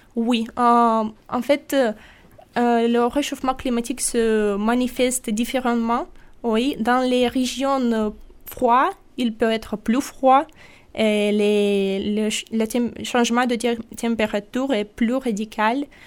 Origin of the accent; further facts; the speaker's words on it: Sakhalin Oblast, Russia; French is a second language; now in Nîmes, France; je viens de Sakhalin, c'est l'île près du Japon.